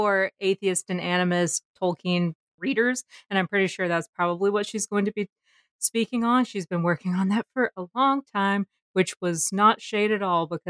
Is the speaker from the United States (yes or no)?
yes; the South, United States; Growing up in the South, going to art school